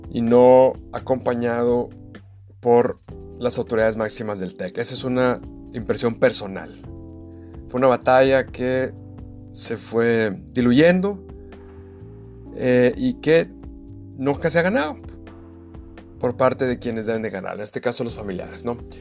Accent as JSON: {"language": "Spanish", "town": "Saltillo", "region": "Coahuila", "country": "Mexico", "tie": "born or raised there", "moved": "yes", "said": "mi ciudad natal, Saltillo, aunque yo no vivía en ella por aquellos años"}